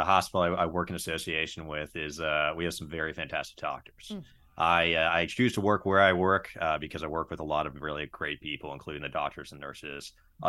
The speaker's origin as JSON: {"language": "English", "town": "Berkeley", "region": "California", "country": "United States", "tie": "born or raised there", "also_born_or_lived": "San Luis Obispo, California / Lake Tahoe", "lives_now": "Chico, United States", "said": "I grew up in Berkeley, California. I've not been back since, but I went to school in San Luis Obispo, and then I moved up to Lake Tahoe for a couple of years."}